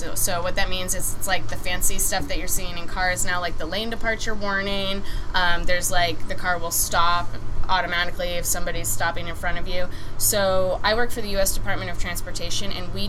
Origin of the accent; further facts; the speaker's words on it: Maine, United States; moved away as an adult; I'm from Maine originally, so I thought it was going to be, like, moving back to my hometown